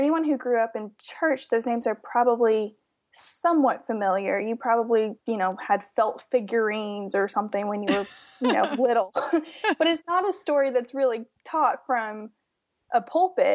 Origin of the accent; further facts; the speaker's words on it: Georgia, United States; we are from Georgia originally